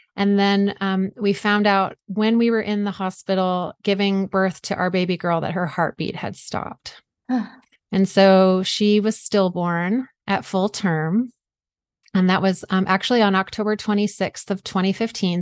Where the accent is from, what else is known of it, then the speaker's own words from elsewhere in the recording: South Georgia, United States; moved away as an adult; also born or lived in Vermont / New York State / Washington State; now in Seattle area, United States; I grew up in South Georgia